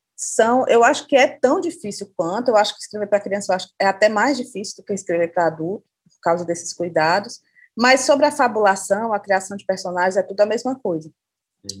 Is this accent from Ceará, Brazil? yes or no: yes; Fortaleza, Ceará, Brazil; eu moro em Fortaleza, sou de Fortaleza, no Ceará